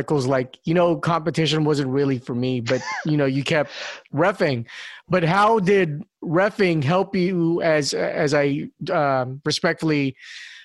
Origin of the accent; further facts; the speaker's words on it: Singapore; moved away; also born or lived in Philippines; I was raised in Asia. You know, I lived in Singapore mostly